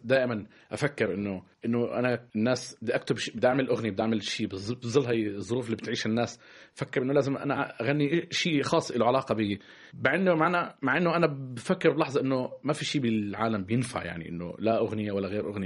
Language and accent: Arabic; Palestine; also born or lived in Syria; now in France; أنا كفلسطيني